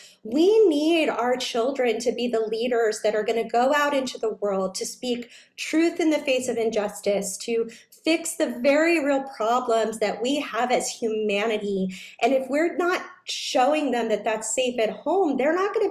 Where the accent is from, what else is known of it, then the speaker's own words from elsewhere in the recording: New York, United States; I was a very serious dancer growing up in New York